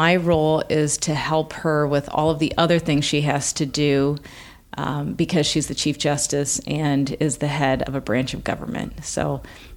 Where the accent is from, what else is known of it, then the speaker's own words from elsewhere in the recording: Sterling, Illinois, United States; moved away; also born or lived in Iowa; I grew up in Sterling, Illinois